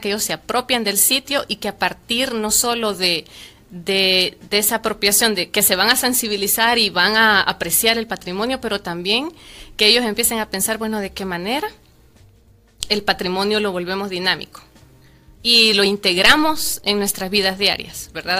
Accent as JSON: {"language": "Spanish", "country": "El Salvador", "said": "como salvadoreños"}